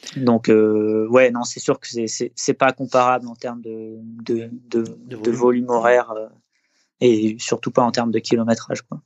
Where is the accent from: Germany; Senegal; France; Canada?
France; Les Deux Alpes, Auvergne-Rhône-Alpes; also born or lived in Eybens, Isère; j'ai passé une petite dizaine d'années dans, la station des Deux Alpes, qui est, donc, qui est une station de ski à, à peu près une heure de Grenoble. C'est là que j'ai grandi avec mes parents.